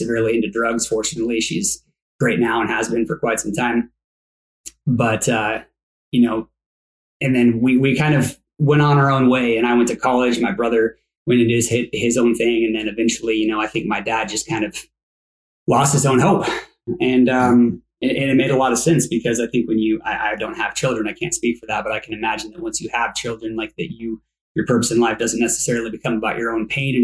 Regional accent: Coeur d'Alene, Idaho, United States; now in Phoenix, United States; I was raised in the Northwest

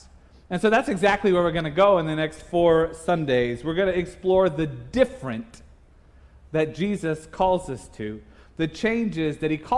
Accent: Indiana, United States; moved away as an adult; I grew up in Indiana, so we didn't have Price Chopper or Hy-Vee growing up

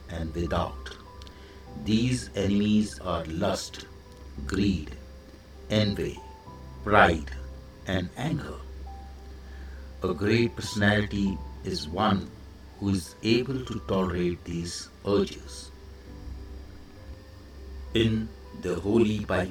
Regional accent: India; I am the Indian monk

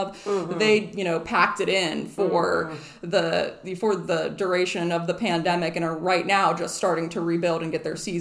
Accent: Burgettstown, Pennsylvania, United States; moved away as an adult; now in Avalon, United States; I am originally from Burgettstown, Pennsylvania, but moved here to Avalon in the fall of 2015

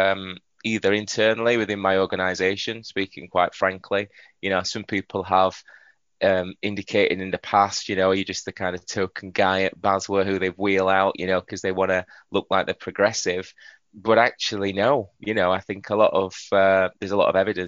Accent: Yorkshire and the Humber, United Kingdom; I'm a Yorkshireman, you know. I can't even disguise it.

